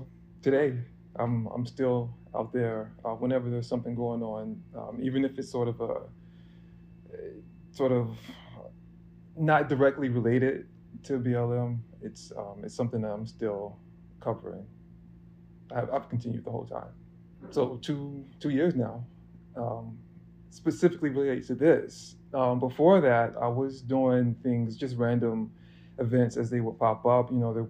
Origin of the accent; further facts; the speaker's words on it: New York City, New York, United States; I'm a photographer from Harlem, New York.